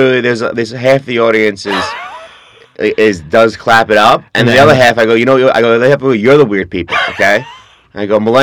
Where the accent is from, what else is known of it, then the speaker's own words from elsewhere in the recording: New York City, New York, United States; I'm from Queens, we're not allowed to talk about emotions in Queens